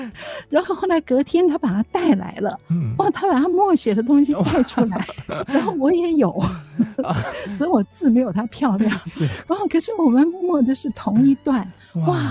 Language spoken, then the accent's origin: Chinese; Zhejiang, China; 虽然我是浙江人，可是我还是没有办法听懂他的吴侬软语。